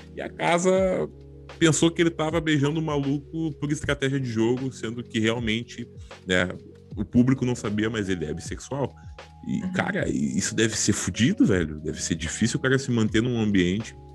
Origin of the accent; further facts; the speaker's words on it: Porto Alegre, Rio Grande do Sul, Brazil; nós, nós somos de Porto Alegre